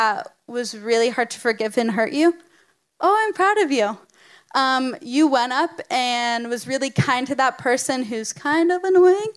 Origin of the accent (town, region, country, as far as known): United States